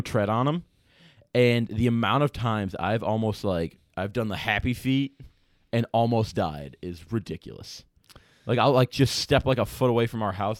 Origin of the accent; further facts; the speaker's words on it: Chicago, Illinois, United States; moved away as an adult; now in Iowa, United States; growing up in Chicago